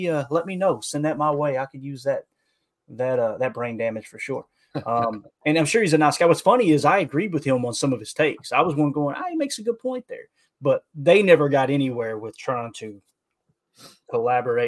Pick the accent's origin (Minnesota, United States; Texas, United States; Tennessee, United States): Tennessee, United States; we're from Tennessee